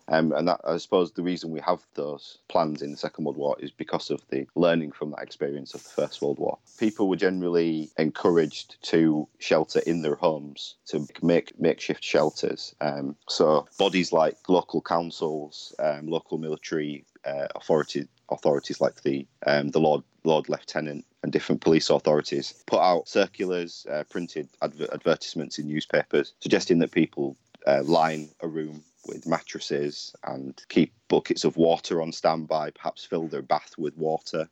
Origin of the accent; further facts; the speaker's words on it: Hull, Yorkshire and the Humber, United Kingdom; Hull, um, which is my hometown